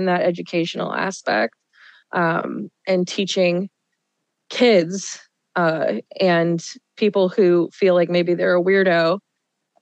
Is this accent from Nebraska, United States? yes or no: yes; Omaha, Nebraska, United States; I grew up in Omaha, Nebraska